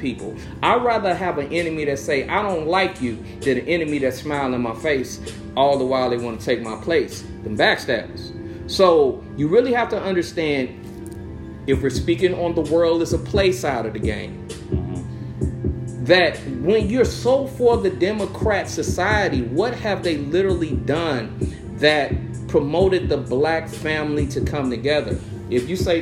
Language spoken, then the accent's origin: English; Chicago, Illinois, United States; an area in Chicago that I grew up next to, I grew up in West Pullman